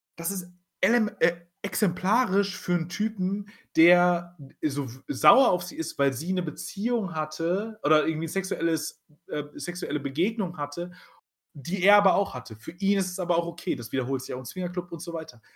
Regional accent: Germany; wir sind Deutsche

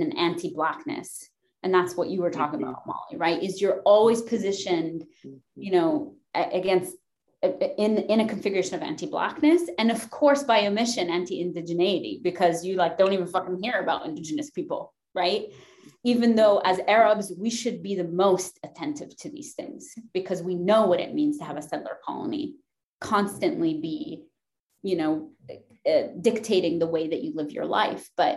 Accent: Lebanon; now in United States; I'm not from Lebanon, Pennsylvania. I'm from Lebanon.

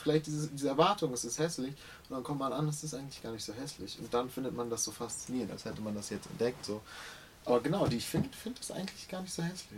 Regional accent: Hamburg, Germany; für mich ist der Hamburger Osten meine Heimat

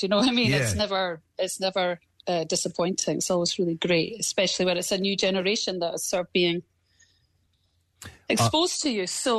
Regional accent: Scotland, United Kingdom; I'm Scottish

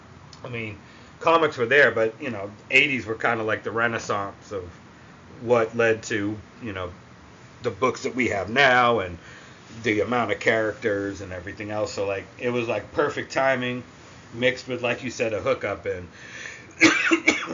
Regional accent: Massachusetts, United States; now in Atlanta, United States; I'm originally from Massachusetts. I live in Atlanta now, but I'm a Yankee

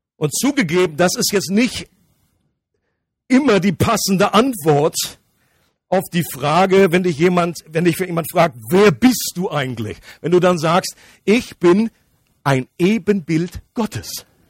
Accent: Germany; ich komme aus dem nördlichen Kanton. Das ist meine Nationalität. Ähm, für alle Ausländer, das ist, heißt Deutschland.

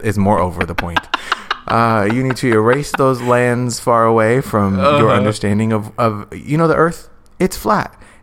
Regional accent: United States

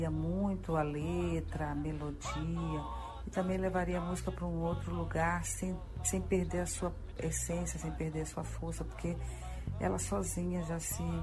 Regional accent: Maranhão, Brazil; essas duas músicas … são duas músicas que representam o meu chão, né? Onde eu pertenço, o meu lugar, de onde eu vim.

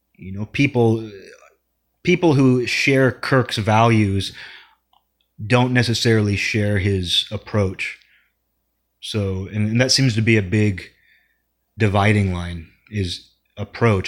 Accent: Seattle, Washington, United States; I'm from Seattle

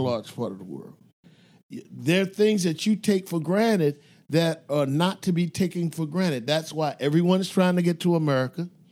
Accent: Philadelphia, Pennsylvania, United States; I grew up in North Philadelphia, uh, in a black and Jewish con-, neighborhood

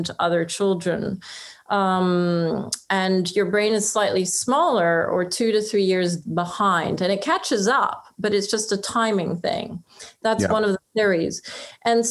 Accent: France; moved away; also born or lived in Oxford; I was brought up in France

